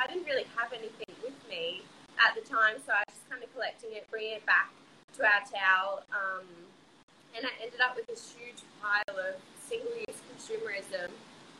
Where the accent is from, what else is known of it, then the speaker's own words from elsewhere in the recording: Port Douglas, Queensland, Australia; I grew up in Port Douglas, which is, like, right near the Great Barrier Reef